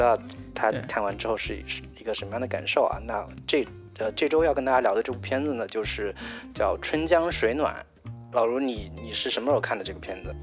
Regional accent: Zhejiang, China; 作为一个浙江人

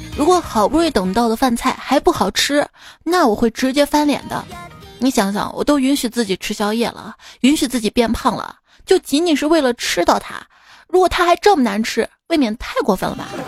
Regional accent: Shaanxi, China; 给我们陕西人一个一个馍一个馍，能夹住整个世界

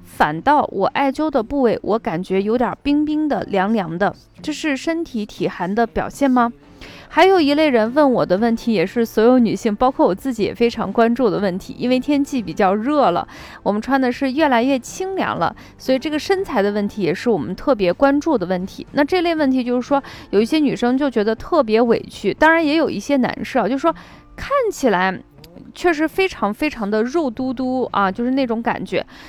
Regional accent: northern China, China; 我是北方人

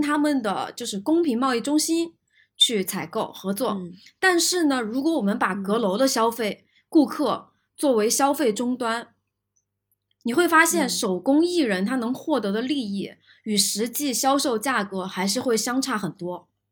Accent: China; 我们其实中国人不太用地毯嘛

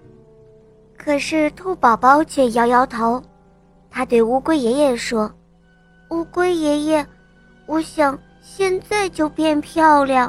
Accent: Jiangxi, China; 今年七岁了，我来自江西

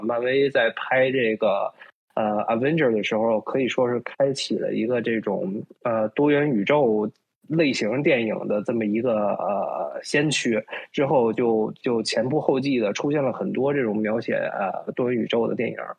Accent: China; now in Toronto, Canada; 作为华人来说，作为在中国长大的我们

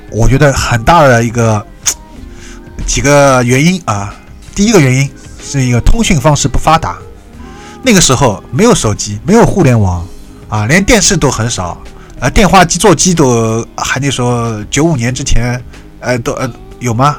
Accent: Shanghai, China; 我是上海的

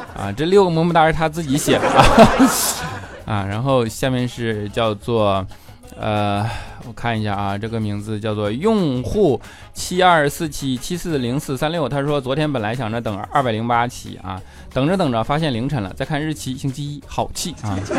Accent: Jinzhou, Liaoning, China; 辽宁锦州的

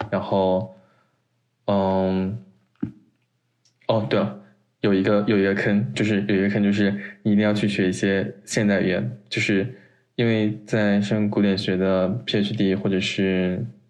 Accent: China; now in United States; 只有我一个中国人

